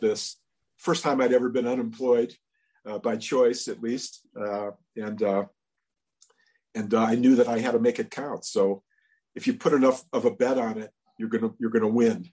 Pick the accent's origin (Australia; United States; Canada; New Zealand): United States; Cleveland, Ohio; where I was growing up in Cleveland